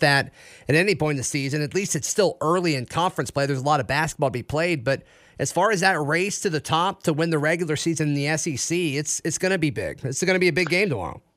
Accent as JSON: {"language": "English", "town": "Auburn", "region": "Alabama", "country": "United States", "tie": "born or raised there", "said": "I grew up here locally in Auburn"}